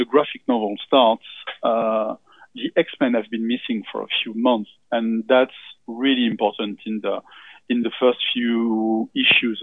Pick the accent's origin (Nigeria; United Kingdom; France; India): France; accent: French; English is a second language; I'm from France because my accent may betray me.